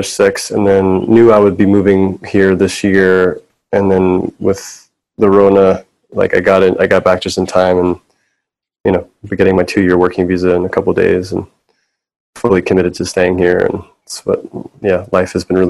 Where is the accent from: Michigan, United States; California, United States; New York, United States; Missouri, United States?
New York, United States; New York City; I grew up in New York City